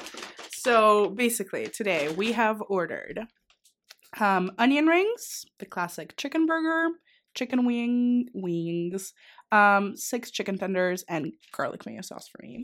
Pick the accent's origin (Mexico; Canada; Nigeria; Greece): Greece; now in Dundee, United Kingdom; so I'm from Greece